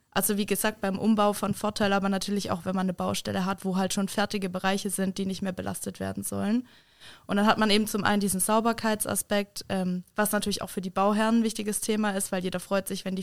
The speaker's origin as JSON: {"language": "German", "town": "Kassel", "region": "Hesse", "country": "Germany", "said": "Ich komme äh, ursprünglich aus Kassel."}